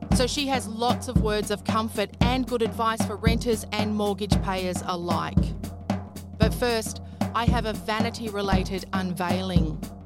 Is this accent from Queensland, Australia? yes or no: yes; Queensland, Australia; I grew up in Queensland